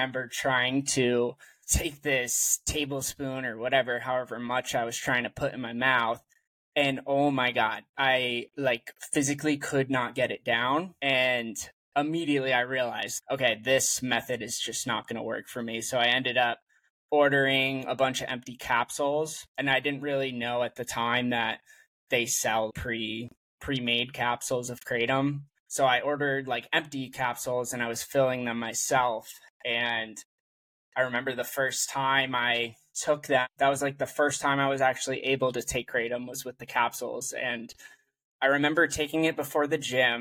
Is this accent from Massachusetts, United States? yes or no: yes; Massachusetts, United States; moved away as an adult; also born or lived in San Francisco Bay Area, California; now in San Francisco, United States; So I am originally from Massachusetts, and I moved to the Bay Area in San Francisco for work.